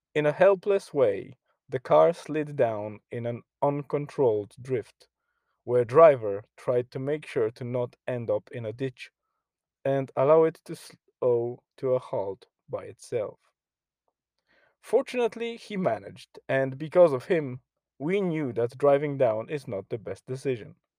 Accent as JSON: {"language": "English", "country": "Poland", "moved": "yes", "lives_now": "Ireland", "said": "my home country in Poland"}